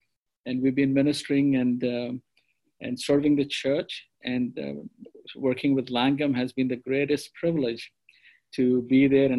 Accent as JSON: {"language": "English", "country": "India", "first_language": "te", "second_language": "English", "said": "And my mother tongue is Telugu."}